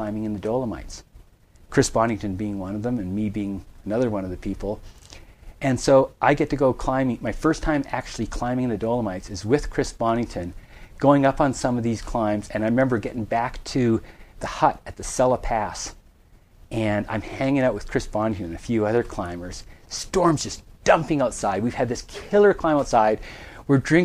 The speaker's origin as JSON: {"language": "English", "area": "Vancouver Island, Western Canada", "region": "British Columbia", "country": "Canada", "tie": "born or raised there", "said": "Western Canada, Vancouver Island."}